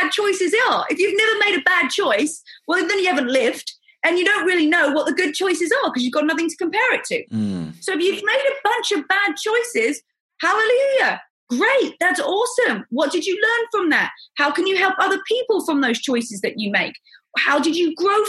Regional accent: England, United Kingdom; moved away as an adult; also born or lived in America; now in United States; I'm from England.

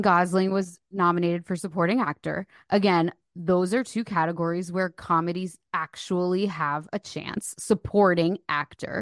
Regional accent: New Jersey, United States; also born or lived in Philadelphia, Pennsylvania

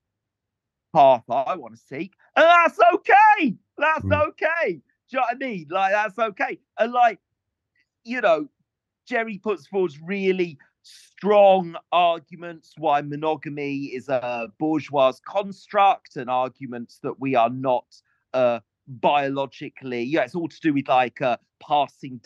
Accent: Welsh countryside, Wales, United Kingdom; I grew up in the Welsh countryside

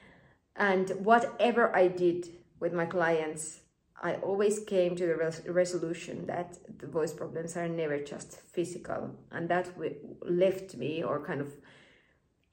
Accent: Finland; I was born and raised in Finland.

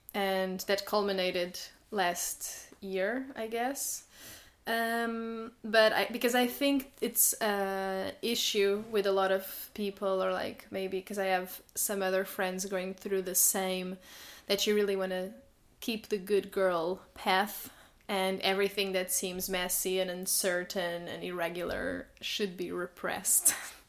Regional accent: Portugal; moved away as an adult; now in Berlin, Germany; I came from Portugal to Germany in 2019, so I've been in Berlin for 4 years now.

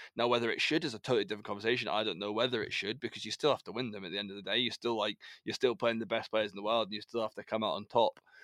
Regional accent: United Kingdom; as British, we, as British, we people

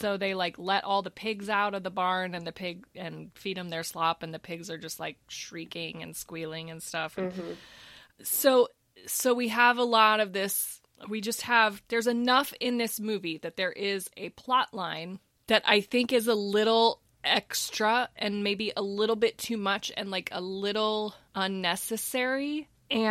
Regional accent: Texas, United States; I'm from Texas, so we don't eat grits.

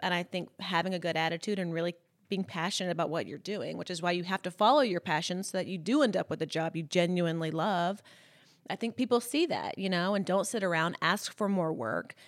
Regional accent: Columbus, Mississippi, United States; moved away as an adult; also born or lived in Birmingham, Alabama / Los Angeles; I grew up in Columbus, Mississippi, so it's, like, northeast Mississippi

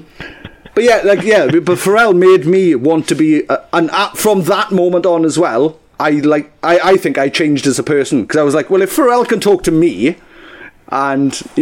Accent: South Wales, United Kingdom; I'm from South Wales

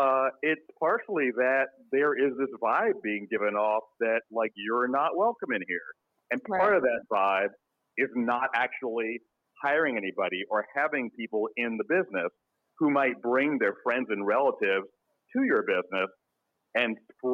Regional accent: Queens, New York, United States; So I grew up in New York.

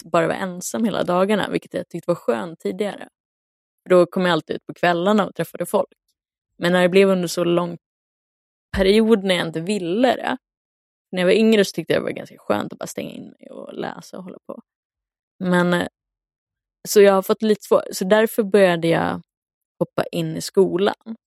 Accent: Luleå, Norrbotten County, Sweden; moved away; jag var hemma i Luleå

